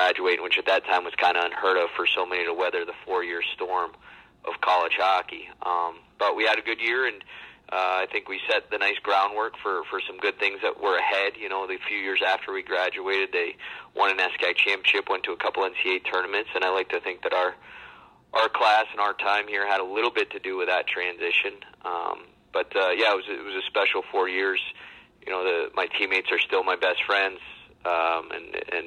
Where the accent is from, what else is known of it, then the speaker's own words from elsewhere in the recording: Maine, United States; I grew up in the middle of nowhere, Maine